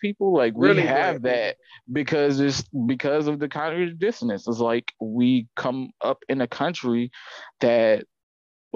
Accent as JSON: {"language": "English", "town": "Atlanta", "region": "Georgia", "country": "United States", "tie": "born or raised there", "said": "I come from Atlanta"}